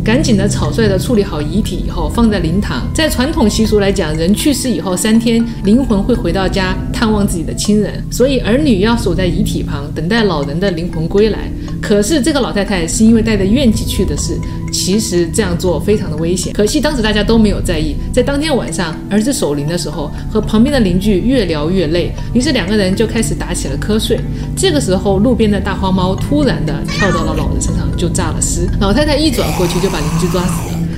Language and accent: Chinese; Chongqing, China; 重庆，我的老家